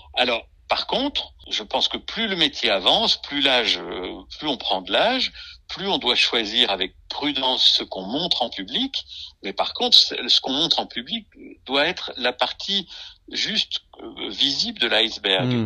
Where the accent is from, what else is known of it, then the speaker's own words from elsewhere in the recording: Arbois, Jura, Bourgogne-Franche-Comté, France; d'Arbois, qui est ma région d'origine, Côte du Jura